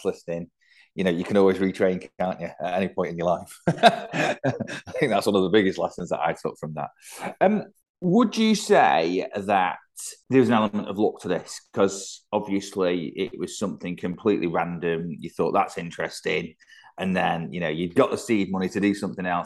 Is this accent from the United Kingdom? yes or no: yes; Manchester, North West England, United Kingdom; I'm a northerner, I'm a Manx lad, I'm born and brought up here